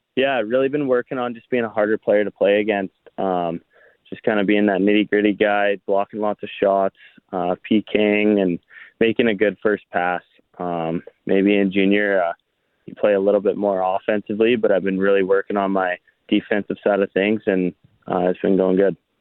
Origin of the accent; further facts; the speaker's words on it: Foxwarren, Manitoba, Canada; my hometown, Foxwin